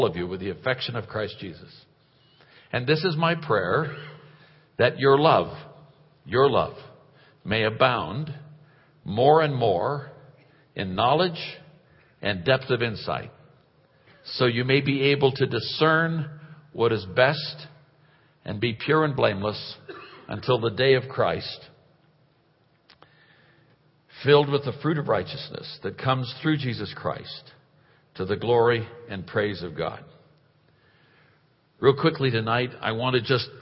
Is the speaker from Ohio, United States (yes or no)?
no; Oakland, California, United States; moved away; also born or lived in India; I was raised in Oakland, California, brought up, if you will, in Oakland, California